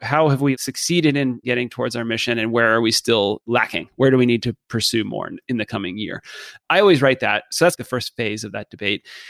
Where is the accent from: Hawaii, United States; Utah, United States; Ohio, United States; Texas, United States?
Texas, United States; Dallas; moved away as an adult; I grew up in Dallas